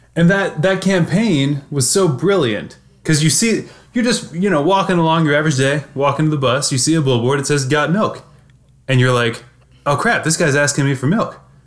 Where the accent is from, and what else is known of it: Missouri, United States